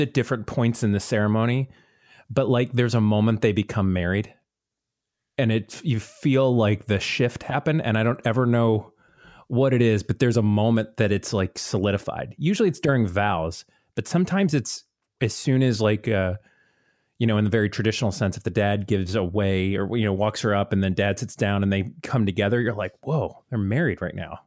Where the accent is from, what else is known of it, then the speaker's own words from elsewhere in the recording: Tampa, Florida, United States; I grew up in the Tampa Bay area